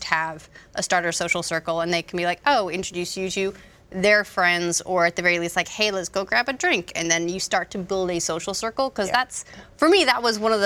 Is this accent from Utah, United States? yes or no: yes; Utah, United States; Utah. Yeah, I mean, I grew up in like a farming